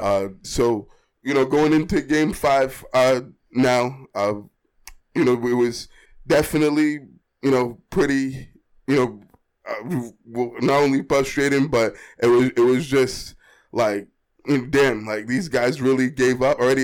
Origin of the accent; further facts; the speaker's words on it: Boston, Massachusetts, United States; I'm born and raised in Boston, grew up and lived in Boston all my life